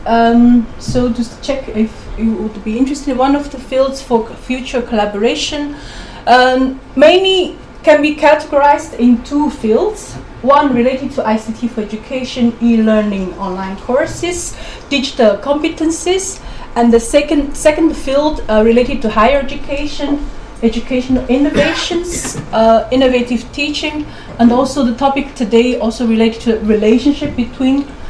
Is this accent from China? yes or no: yes; China; moved away as an adult; also born or lived in Beijing, China; now in Belgium; I'm from China, of course, and then since 12 years, I'm in Belgium.